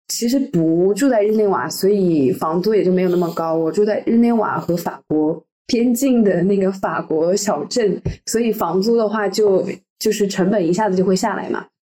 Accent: Henan, China; moved away as an adult; also born or lived in Shanghai / France / Paris; now in Geneva, Switzerland; 我是来自河南的一个很小的城市，所以，然后之后来的时候是在上海读大学，读了三，读了四年。然后后来来到法国，又是一个有一点小的南法的城市，然后在巴黎又做实习

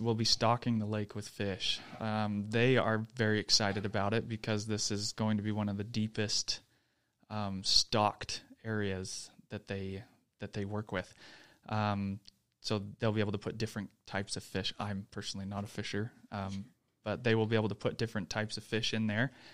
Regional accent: Texas, United States; moved away as an adult; now in Utah, United States; I'm a native Texan

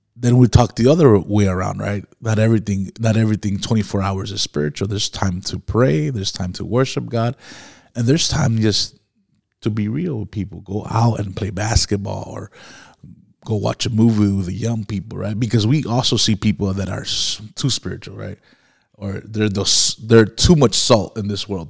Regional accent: Miami, Florida, United States; I grew up in Miami, where there was a lot of witchcraft

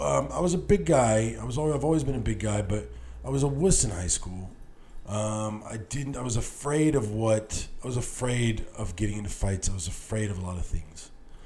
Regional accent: El Paso, Texas, United States; moved away as an adult; also born or lived in Austin; now in Los Angeles, United States; I grew up in El Paso. When you grew up in El Paso in the 90s, you spent half your time in Mexico, in Juarez

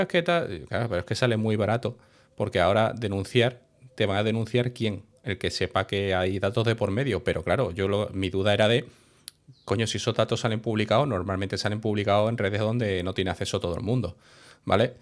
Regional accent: Seville, Andalusia, Spain; moved away as an adult; yo soy sevillano, ¿vale? Lo que pasa que yo, bueno, me fui de mi casa a los 18 y cuando vine ya no, ya no seguí viviendo en Sevilla

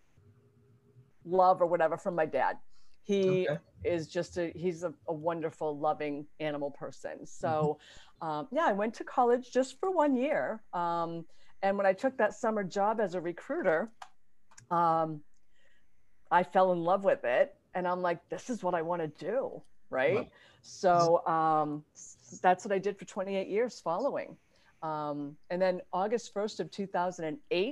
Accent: Mendon, Massachusetts, United States; I grew up in Mendon, Massachusetts

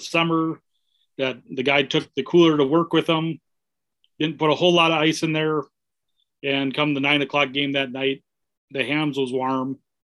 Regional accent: Minnesota, United States; I grew up in Minnesota.

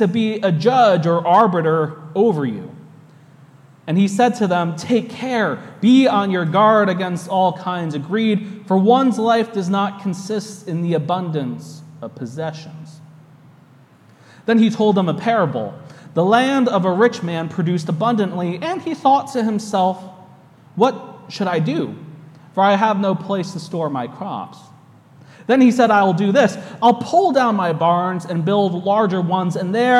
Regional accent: United States; accent: American English; now in New York, United States; my American English

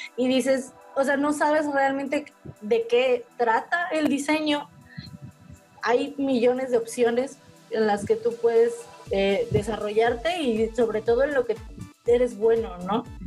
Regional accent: Veracruz, Mexico; aquí en Veracruz, porque creo que nunca lo hemos mencionado, somos del puerto de Veracruz

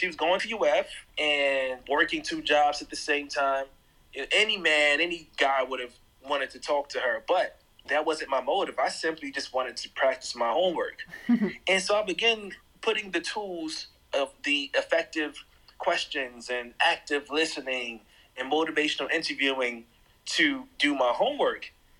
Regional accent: Jersey City, New Jersey, United States; also born or lived in Miami / Brooklyn / Atlanta; now in Nashville, United States; So I grew up in Jersey City, New Jersey, but also moved to Miami when I was 10 and eventually moved back up north to New Jersey and lived in Brooklyn.

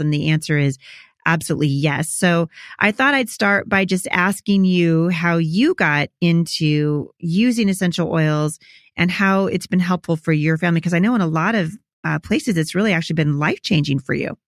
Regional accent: Portland, Oregon, United States; also born or lived in Chattanooga; I'm from Portland

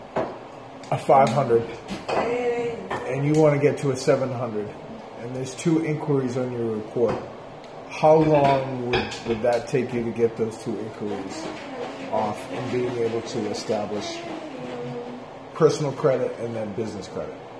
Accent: New Hampshire, United States; moved away as an adult; also born or lived in South Carolina; now in Atlanta, United States; I'm from New Hampshire. Right around Boston

